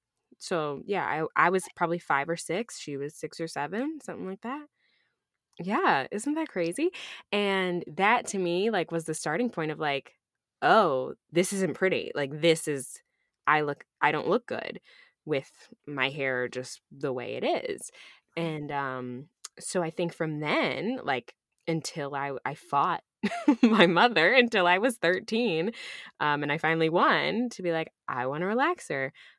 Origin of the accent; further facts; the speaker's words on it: Rochester, New York, United States; also born or lived in Ithaca, New York; I grew up in Rochester, New York. So upstate New York.